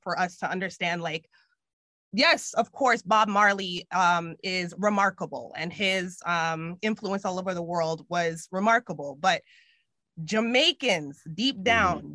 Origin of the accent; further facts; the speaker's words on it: Richmond Hill, Ontario, Canada; I grew up in Richmond Hill